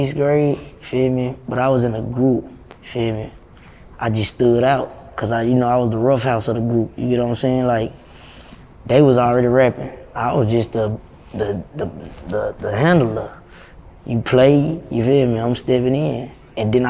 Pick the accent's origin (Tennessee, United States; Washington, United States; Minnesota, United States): Tennessee, United States; Nashville; I'm from Dodge City. It's a small hood, North Nashville. It was just my hood